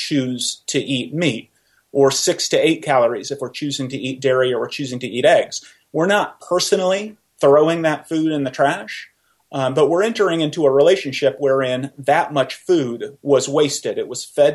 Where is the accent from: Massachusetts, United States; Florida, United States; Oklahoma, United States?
Oklahoma, United States; moved away as an adult; also born or lived in Iowa; I grew up in Oklahoma